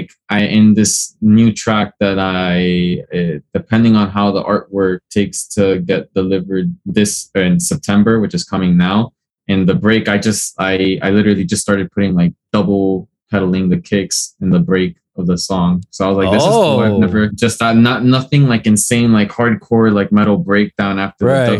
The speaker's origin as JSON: {"language": "English", "town": "Hialeah", "region": "Florida", "country": "United States", "tie": "born or raised there", "said": "I was born here, but I'm from Cuban descent"}